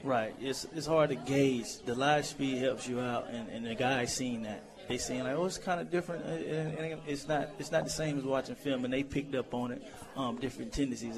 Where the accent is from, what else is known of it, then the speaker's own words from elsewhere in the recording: Orlando, Florida, United States; also born or lived in Iowa; I played at Orlando Jones High School